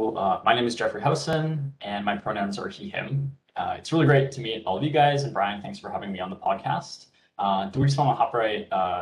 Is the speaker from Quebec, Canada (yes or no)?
no; British Columbia, Canada; moved away as an adult; now in Hamilton, Canada; I'm currently living in Hamilton, Ontario, where I am attending McMaster University, but originally I'm from British Columbia.